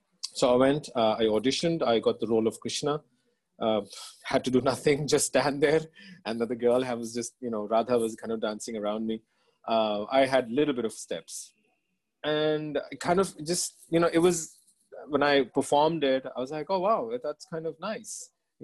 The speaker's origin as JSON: {"language": "English", "country": "Australia", "tie": "born or raised there", "also_born_or_lived": "Dera Ismail Khan, Pakistan / Punjab, Pakistan", "moved": "as an adult", "lives_now": "Karachi, Pakistan", "said": "I was born in Dera Ismail Khan, which is a small town up north. Oh, it's actually a small city up north of Pakistan, and. From Dera Ismail Khan, as we were kids, we moved to Punjab and spent a little bit of my childhood here up until the age of about 8, 9. And then we migrated to Australia. That's where I went to school."}